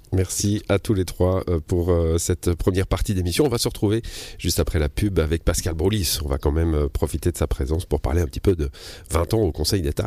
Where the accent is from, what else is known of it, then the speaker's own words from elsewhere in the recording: Switzerland; on vient du Chablais, comme moi